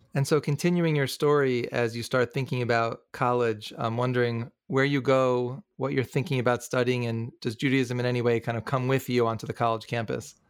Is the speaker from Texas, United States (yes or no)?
no; New York, United States; growing up in New York